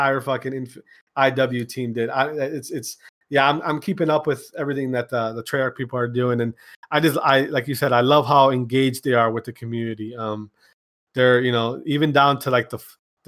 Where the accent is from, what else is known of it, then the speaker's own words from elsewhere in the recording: Wisconsin, United States; I'm from Wisconsin